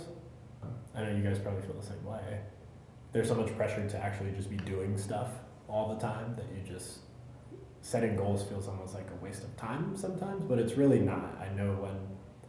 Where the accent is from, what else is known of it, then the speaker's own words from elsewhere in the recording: Germany; moved away; gone back overseas to my home country, to Germany